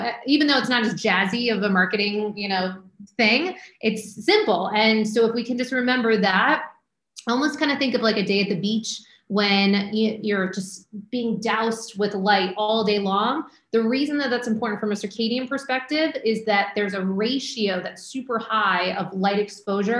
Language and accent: English; Maine, United States; moved away; also born or lived in Syracuse, New York / Manhattan, New York; I grew up in Maine, went to school in Syracuse, you know, very cold, snowy, lived in Manhattan for years